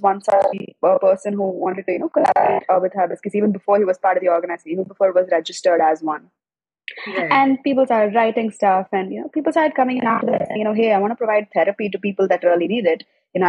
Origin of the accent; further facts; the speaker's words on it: Chennai, Tamil Nadu, India; also born or lived in Andaman / Delhi; So I was born in Chennai, but I grew up all around India, from Andaman to Delhi to everywhere. And I came back to Chennai sometime around when I was around 6 to 10, I guess.